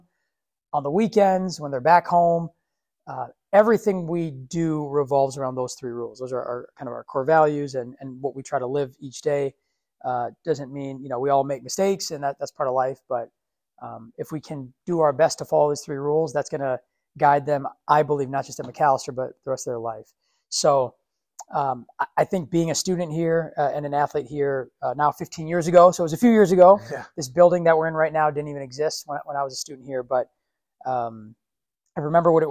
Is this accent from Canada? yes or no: no; Minneapolis, Minnesota, United States; also born or lived in Richfield, Minnesota; Minneapolis, South Minneapolis. Grew up on 4852 Clinton Ave.